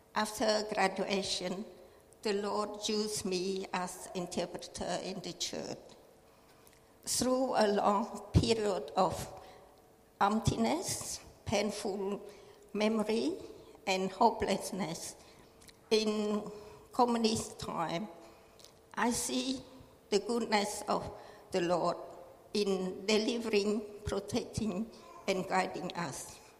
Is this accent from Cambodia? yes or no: yes; Cambodia; English is a second language; also born or lived in Thailand; now in Australia; My family and I arrived in Australia as a refugee from Cambodia in June 1981